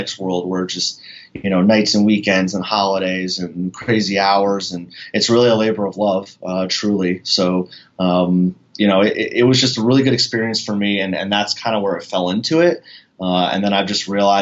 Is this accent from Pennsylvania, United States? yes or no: yes; Northeast Pennsylvania, United States; I grew up in Northeast Pennsylvania.